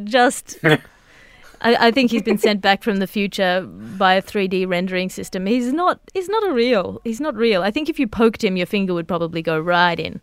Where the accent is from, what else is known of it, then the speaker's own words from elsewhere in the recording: Australia; as an Australian